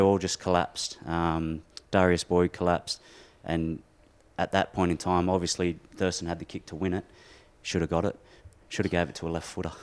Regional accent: Windsor, New South Wales, Australia; moved away as an adult; We're both from Windsor.

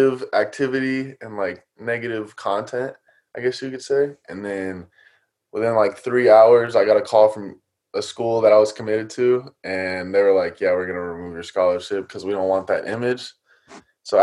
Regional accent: Atlanta, Georgia, United States; we grew up in Atlanta

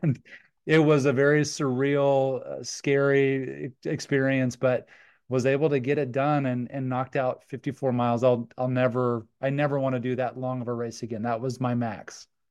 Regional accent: Cheyenne, Wyoming, United States; we grew up in Cheyenne, Wyoming.

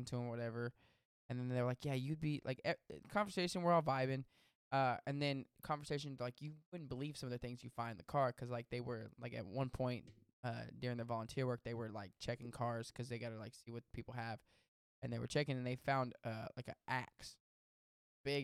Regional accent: Texas, United States; we're from Texas.

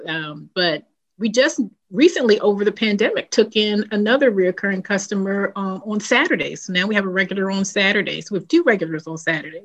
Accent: New Jersey, United States; now in Maryland, United States; I'm originally from New Jersey.

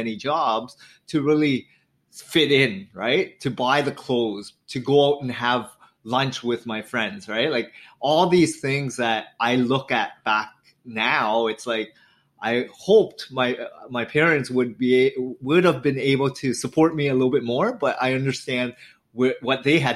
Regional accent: an hour outside of Toronto, Ontario, Canada; I lived an hour outside of Toronto, born and raised, fourth child of immigrant family

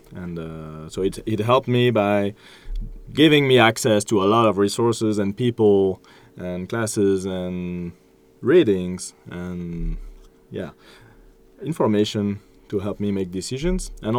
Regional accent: France; It's part of this cultural exchange that we're having. I'm from France, so wine is part of my culture, and I love it, and I can talk about it and share it.

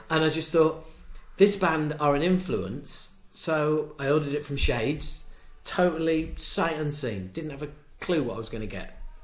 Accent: Knaresborough, Yorkshire and the Humber, United Kingdom; I'm from a little place called Knaresborough, which is next to Harrogate in Yorkshire

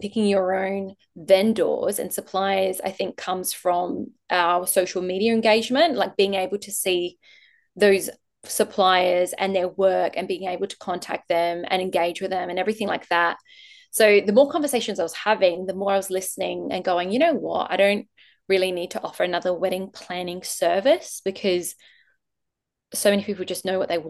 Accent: Adelaide, South Australia, Australia; I'm originally from Adelaide

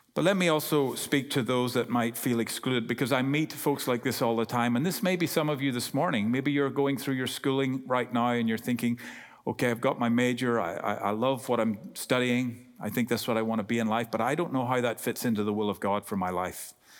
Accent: Ireland; accent: Irish; I'm Irish

